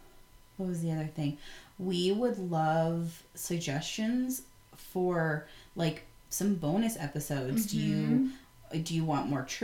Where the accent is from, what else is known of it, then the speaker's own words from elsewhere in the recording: Bend, Oregon, United States; So, Bend, Oregon, my hometown, born and raised